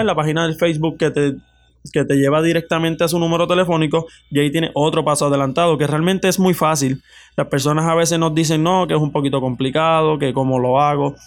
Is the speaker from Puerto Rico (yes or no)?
yes; Florida, Puerto Rico; yo soy del pueblo de Florida